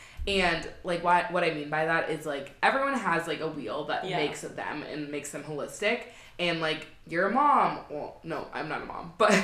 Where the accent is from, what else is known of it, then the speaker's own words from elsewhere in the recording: Wisconsin, United States; also born or lived in Seattle, Washington; now in Austin, United States; And I'm originally from the Midwest, lived in Wisconsin for 16 years, then moved to Seattle. I've lived everywhere